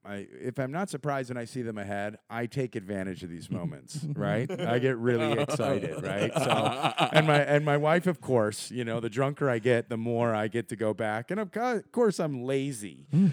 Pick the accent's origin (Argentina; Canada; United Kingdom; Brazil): Argentina; I'm from Argentina. I hang out here, and I met this guy.